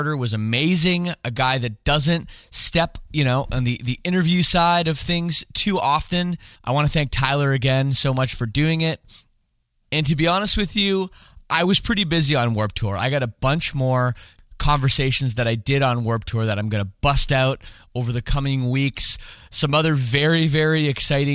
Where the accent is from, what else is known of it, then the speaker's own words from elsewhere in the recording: Toronto, Ontario, Canada; also born or lived in Scarborough; I grew up in the West Side